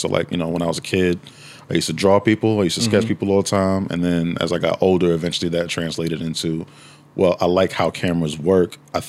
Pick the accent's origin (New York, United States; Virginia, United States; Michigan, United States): New York, United States; New York City; moved away as an adult; now in Washington, D.C., United States; I'm originally from Harlem. I'm born and raised in Harlem, New York.